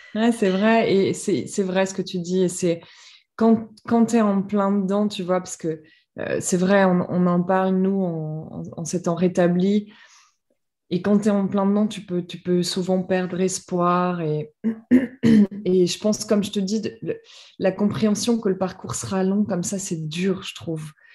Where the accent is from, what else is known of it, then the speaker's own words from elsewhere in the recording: France; moved away as an adult; now in Amsterdam, Netherlands; j'habite Amsterdam, donc j'ai quitté la France pour mon boulot il y a 7 ans huit ans maintenant